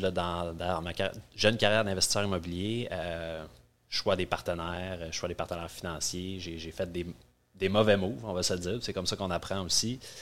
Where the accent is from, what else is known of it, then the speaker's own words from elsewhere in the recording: North Shore, Quebec, Canada; je suis un petit gars de la Rive-Nord